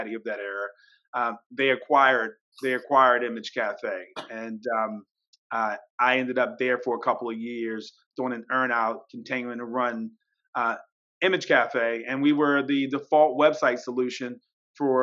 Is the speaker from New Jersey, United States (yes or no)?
no; Baltimore, Maryland, United States; I'm originally from Baltimore.